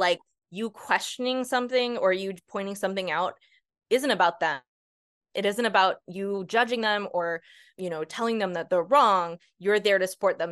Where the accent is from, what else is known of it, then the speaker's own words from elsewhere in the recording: Northeast, United States; I'm from the Northeast